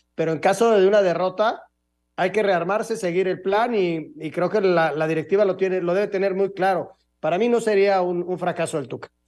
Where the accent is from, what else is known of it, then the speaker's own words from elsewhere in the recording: Mexico; Yo soy mexicano